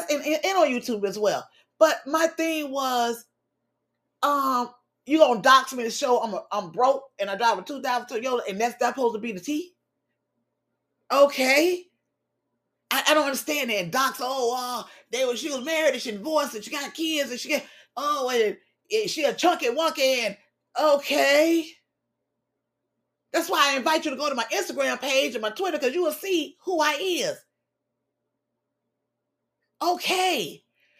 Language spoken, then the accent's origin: English; Miami, Florida, United States; we grew up hearing in Miami